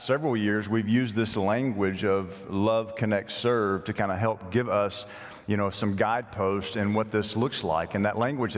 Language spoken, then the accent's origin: English; Nashville, Tennessee, United States; moved away; the congregation I grew up at in Nashville